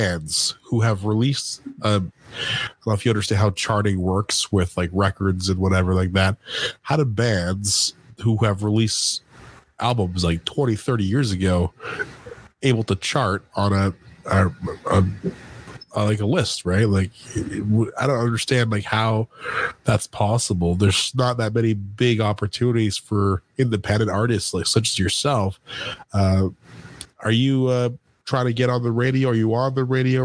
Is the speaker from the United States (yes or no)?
no; Canada